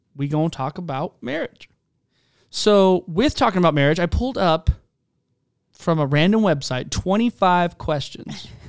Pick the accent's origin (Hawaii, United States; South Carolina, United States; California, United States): South Carolina, United States; Charleston; moved away; also born or lived in Spokane, Washington; I'm from Charleston, South Carolina